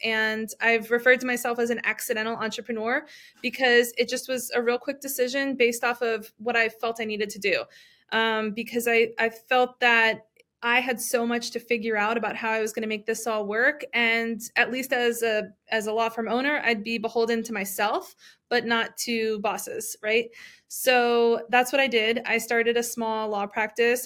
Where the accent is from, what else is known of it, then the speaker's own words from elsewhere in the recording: New Jersey, United States; moved away as an adult; also born or lived in Washington D.C. / Miami; originally from New Jersey